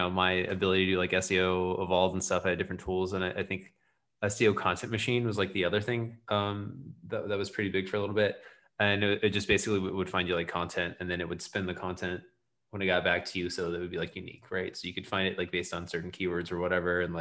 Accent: Florida, United States; being from Florida and like the South

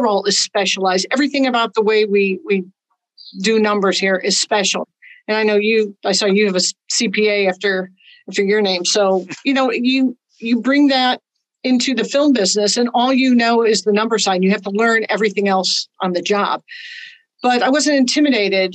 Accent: Chicago, Illinois, United States; moved away as an adult; also born or lived in Los Angeles; I'm from Chicago originally.

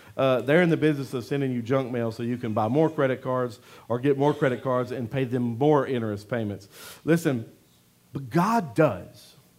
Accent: Louisiana, United States; I'm from Louisiana

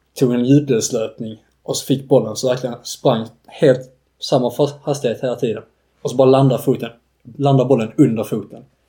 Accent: Staffanstorp, Skåne, Sweden; accent: Scanian; moved away as an adult; also born or lived in Uppsala; någon gång där kring min ettårsdag så flyttade vi ner till Staffanstorp och sen dess har jag bott i Staffanstorp

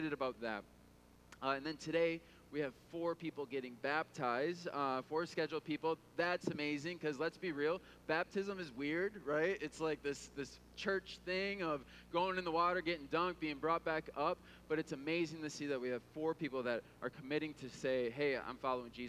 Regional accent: Midwest, United States; growing up in the Midwest

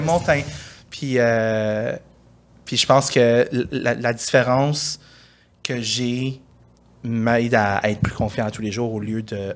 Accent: Montreal, Quebec, Canada; J'ai grandi euh, dans le West Island

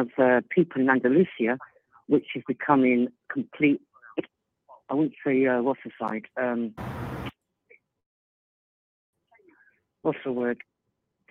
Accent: London, United Kingdom; now in Alicante, Spain; I was born in London, back in the UK

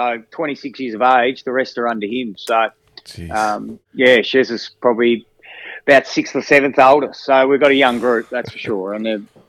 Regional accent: Devonport, Tasmania, Australia; I guess I come from when I came from Devonport, the women's footy was pretty strong there, and they integrated really well where I come from.

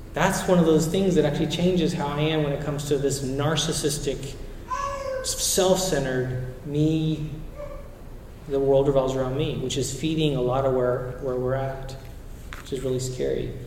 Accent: Chile; moved away; I grew up in Chile

